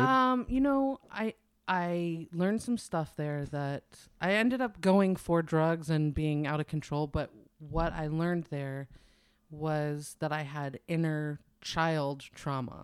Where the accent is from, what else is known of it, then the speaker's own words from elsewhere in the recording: New York, United States; also born or lived in New Hampshire; now in California, United States; I grew up in New York longer than I lived anywhere else